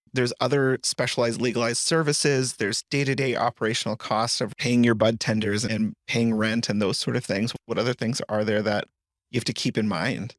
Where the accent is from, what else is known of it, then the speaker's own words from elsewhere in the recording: Colorado, United States; I grew up in Colorado, and Colorado, as a proud Coloradoan